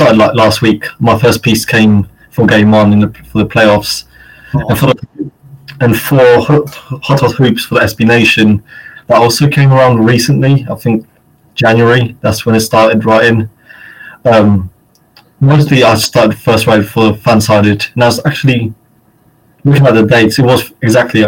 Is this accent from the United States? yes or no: no; United Kingdom; I'm from the UK